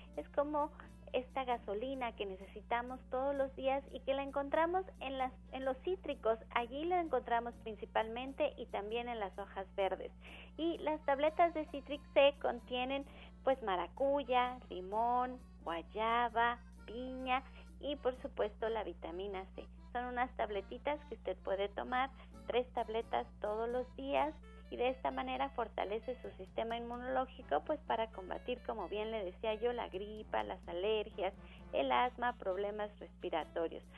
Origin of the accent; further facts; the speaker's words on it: Mexico; todos somos mexicanos